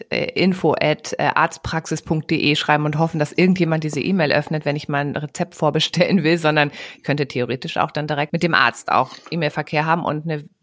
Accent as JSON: {"language": "German", "region": "Lower Saxony", "country": "Germany", "said": "ich komme aus der Gegend von Worpswede."}